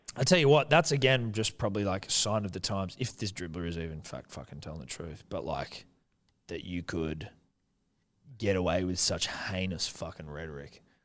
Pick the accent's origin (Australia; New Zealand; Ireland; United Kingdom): New Zealand; I'm Kiwi